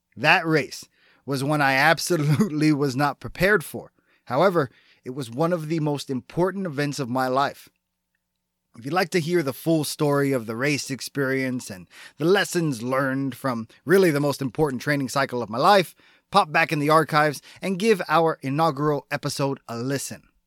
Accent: Texas, United States; my being a Texan

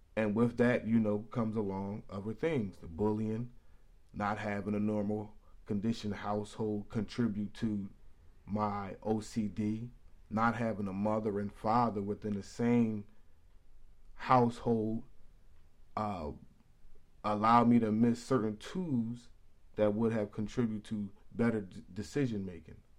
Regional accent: Philadelphia, Pennsylvania, United States; also born or lived in Paddington, New Jersey; I'm from West Philly

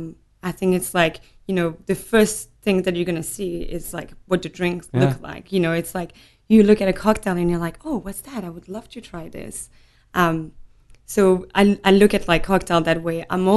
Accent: Nîmes, Occitania, France; also born or lived in Montpellier; So I was born in Montpellier, which is next door. Grew up in Nîmes, which is Languedoc-Roussillon. So beautiful, beautiful, beautiful region in the south of France.

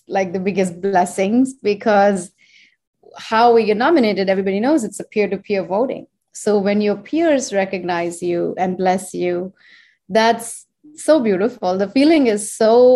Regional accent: India; born or raised there; moved away as an adult; now in United States

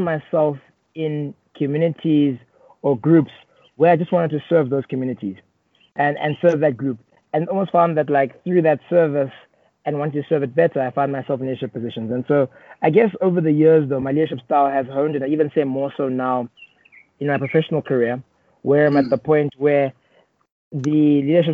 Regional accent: Johannesburg, Gauteng, South Africa; born and raised in South Africa, Johannesburg, but I have strong roots in Uganda, as my parents grew up and were born in Uganda.

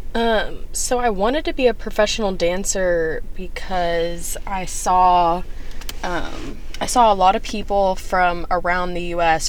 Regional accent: Texas, United States; moved away as an adult; now in Los Angeles, United States; being from Texas

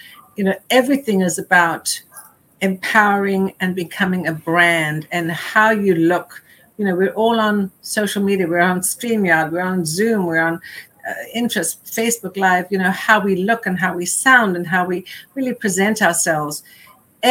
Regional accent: South Africa; moved away; growing up in South Africa

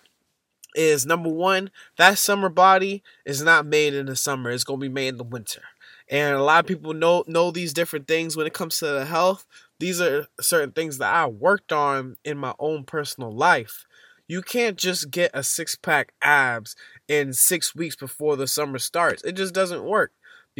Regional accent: Boston, Massachusetts, United States; I'm from Boston, Massachusetts. And winter is nothing new to us

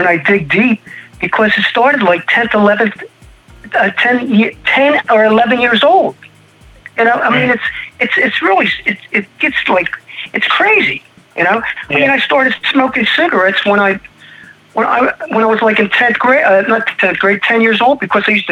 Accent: Audubon, New Jersey, United States; accent: Philadelphia; moved away as an adult; also born or lived in Stratford, New Jersey / Arizona; I grew up in New Jersey, Audubon, New Jersey.

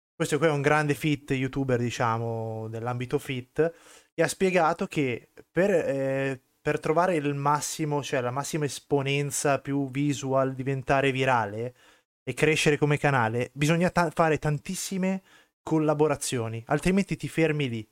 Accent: Southern Italy, Italy; io son del sud Italia

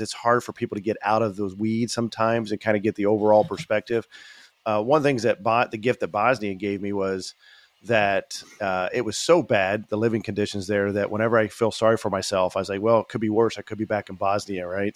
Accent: Indiana, United States; moved away as an adult; I left my, uh, state, my home state of Indiana

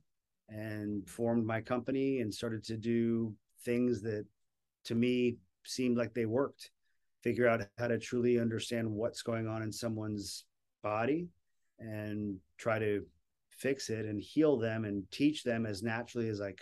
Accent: Florida, United States; I'm from Florida.

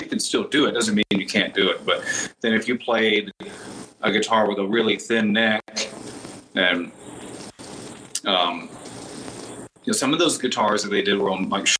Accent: Texas, United States; but you know, I think a lot of that growth is from growing up in Texas.

